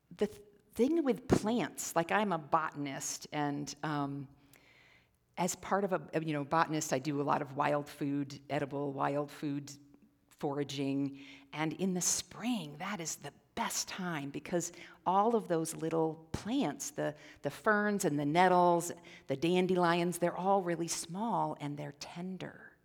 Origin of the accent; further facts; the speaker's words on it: Midwest, United States; now in Central Oregon, United States; I'm actually from the Midwest originally, and we had the fireflies, which we don't have on the west side of the Rockies